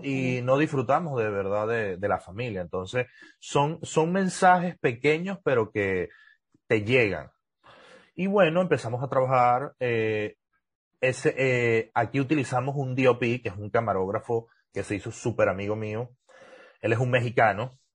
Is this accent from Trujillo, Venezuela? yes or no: yes; Trujillo, Venezuela; accent: gocho; moved away as an adult; also born or lived in Mérida / Valencia; now in United States; Sí, yo sí me crié en Trujillo, yo nací en Trujillo, soy gocho 100%